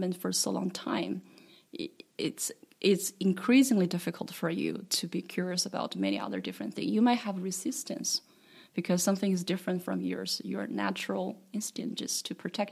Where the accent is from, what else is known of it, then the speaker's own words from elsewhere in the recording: Henan, China; moved away; I was just a little girl in the Henan province